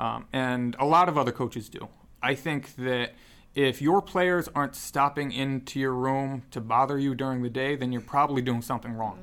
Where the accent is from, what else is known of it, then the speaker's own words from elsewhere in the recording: Newtown, Connecticut, United States; moved away; I grew up in Newtown, Connecticut